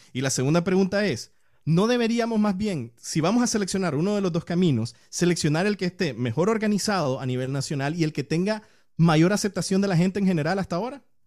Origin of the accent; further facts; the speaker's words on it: Nicaragua; moved away; como nicaragüenses